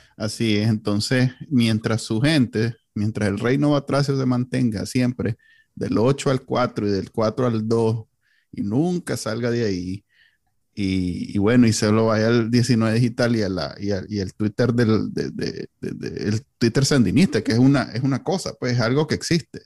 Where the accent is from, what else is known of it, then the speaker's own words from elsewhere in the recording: Nicaragua; Somos los NICA, así somos los NICA